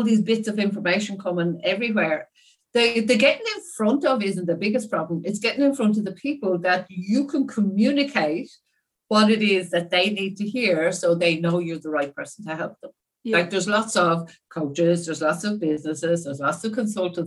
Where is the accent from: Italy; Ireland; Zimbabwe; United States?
Ireland; moved away as an adult; also born or lived in Perth, Australia; now in Australia; I am from Ireland, as you've said, but I'm the youngest of five daughters in a little small two-bedroom house in a seaside town in Ireland